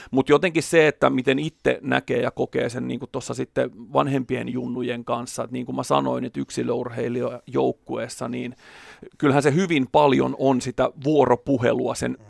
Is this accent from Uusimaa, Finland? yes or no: yes; Porvoo, Uusimaa, Finland; eri seuroissa kotikonnuilla Porvoossa